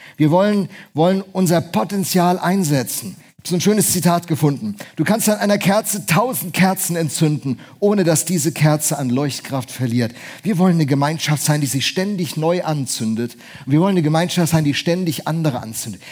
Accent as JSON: {"language": "German", "region": "Bremen", "country": "Germany", "moved": "yes", "said": "Hat mich als Bremer enorm gefreut"}